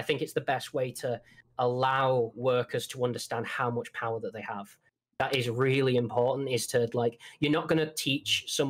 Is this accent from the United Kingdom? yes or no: yes; England, United Kingdom; I can literally just sit down with my mates, walk to the pub. Yes, I am this English.